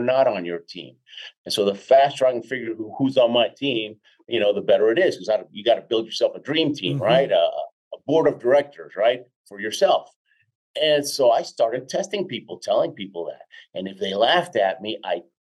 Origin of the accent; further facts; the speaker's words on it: Houston, Texas, United States; moved away as an adult; also born or lived in Argentina / Jackson Heights, Queens, New York; now in Colorado, United States; Then most of my life in Houston